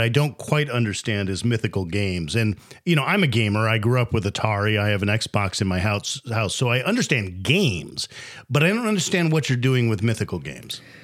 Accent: United States; as an American native

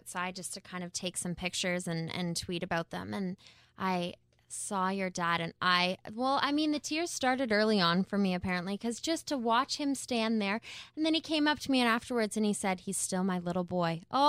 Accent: Canada; I would like that to read proudly Canadian from now on.

